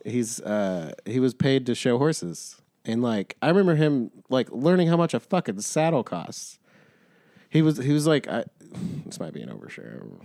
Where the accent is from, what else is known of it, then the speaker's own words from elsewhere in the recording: Missouri, United States; we're from Missouri.